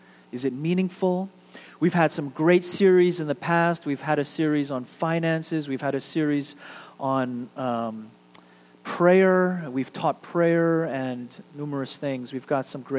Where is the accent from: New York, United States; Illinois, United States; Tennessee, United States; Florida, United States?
New York, United States; New York City; now in Houston, United States; my hometown of Queens, New York